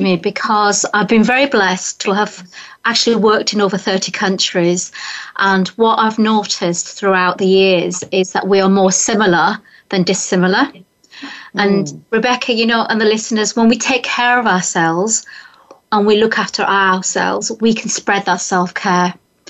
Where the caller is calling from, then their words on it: Hartfield, South East England, United Kingdom; I'm in the UK, so I'm 1 hour from London. I'm actually in a very famous village, which is the birthplace of Winnie the Pooh. Village called Hartfield.